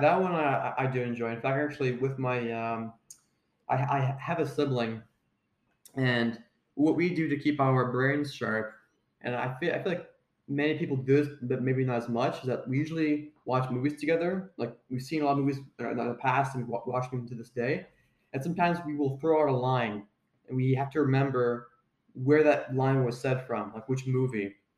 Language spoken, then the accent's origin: English; Ontario, Canada; I went to a school called Saint Marguerite Bourgeois when I was in, uh, grade three to grade six in Ontario.